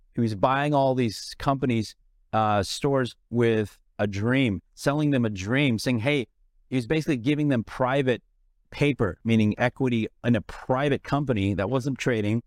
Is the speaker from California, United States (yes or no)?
yes; San Francisco, California, United States; moved away as an adult; also born or lived in India; now in Los Angeles, United States; I grew up in San Francisco